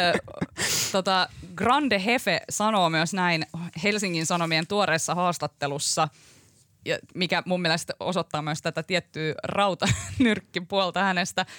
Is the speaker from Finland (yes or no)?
yes; Kuusankoski, Kymenlaakso, Finland; mä oon Kuusan koskelta kotoisin tuolta Kymenlaaksosta